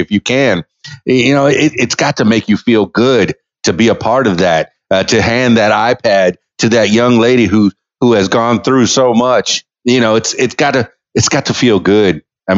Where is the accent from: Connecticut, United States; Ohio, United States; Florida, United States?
Florida, United States; Miami; also born or lived in Winter Park, Florida; I was born and raised in Miami